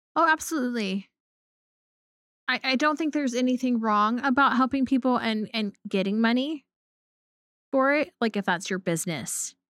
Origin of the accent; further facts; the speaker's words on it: Pacific Northwest, Oregon, United States; I grew up in the Pacific Northwest